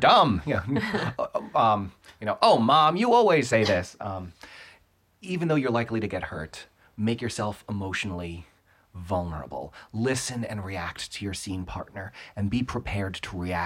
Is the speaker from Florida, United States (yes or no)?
yes; South Florida, United States; moved away; I grew up in South Florida